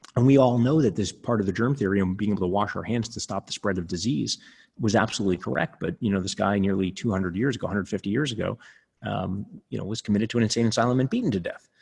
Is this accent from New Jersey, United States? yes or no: no; New York City, New York, United States; where I grew up in Coney Island